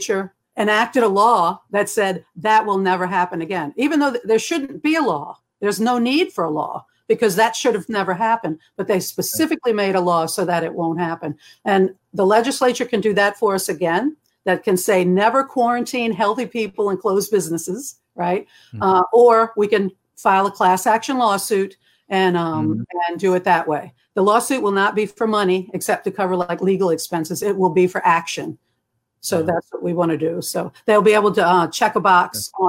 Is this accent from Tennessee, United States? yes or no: no; Kenner, Louisiana, United States; I'm from Kenner.